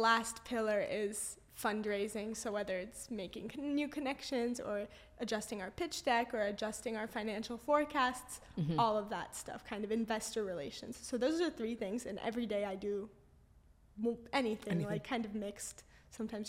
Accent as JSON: {"language": "English", "town": "Los Angeles", "region": "California", "country": "United States", "tie": "born or raised there", "moved": "yes", "lives_now": "London, United Kingdom", "said": "I grew up there"}